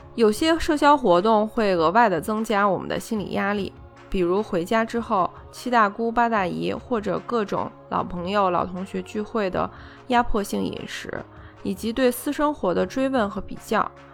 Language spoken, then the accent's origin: Chinese; China; 我们中国人